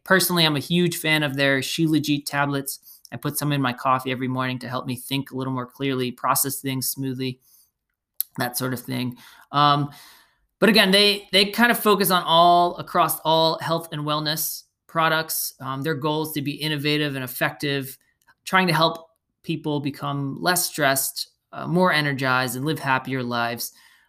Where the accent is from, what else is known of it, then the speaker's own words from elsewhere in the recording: Belmar, New Jersey, United States; Turnstile is a Jersey Shore staple, one of my favorites here in my hometown, Belmar, New Jersey.